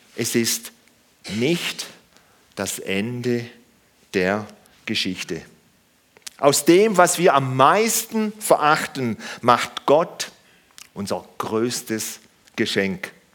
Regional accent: Germany; wir Deutschen, wir Deutschen

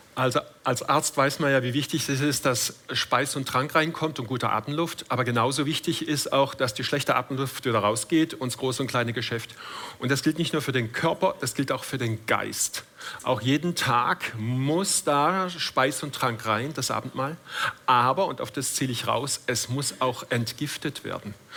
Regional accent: Todtnau, Baden-Württemberg, Germany; also born or lived in Schopfheim; Mein Opa war Gewerbeschuldirektor in Tottenau, meinem Geburtsort

